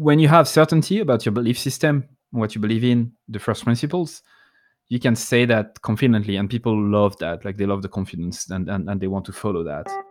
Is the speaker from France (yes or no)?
yes; France; accent: French; I'm not trying to hide my French accent